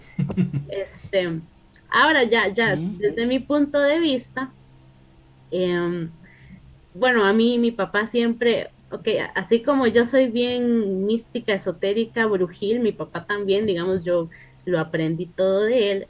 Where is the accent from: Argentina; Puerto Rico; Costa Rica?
Costa Rica; mi familia viene de México, solo que yo nací aquí en Costa Rica